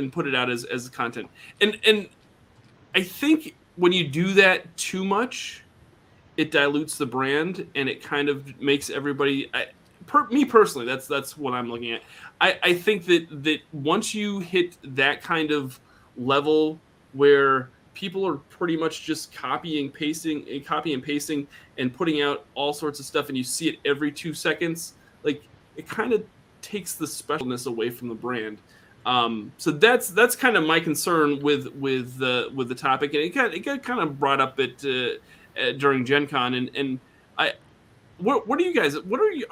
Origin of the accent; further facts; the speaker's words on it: Northeast, United States; accent: Northeast; my Northeast accent